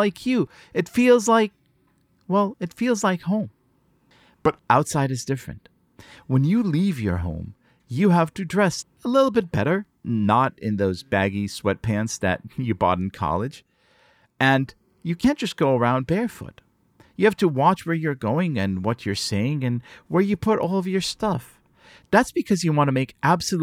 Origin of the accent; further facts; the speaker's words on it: Israel; now in New York, United States; I grew up in Israel, where the practice isn't observed